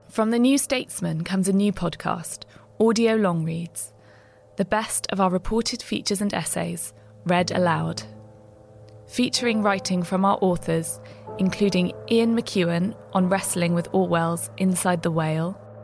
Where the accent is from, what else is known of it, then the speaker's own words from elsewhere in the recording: London, United Kingdom; where I grew up in Barnet in North London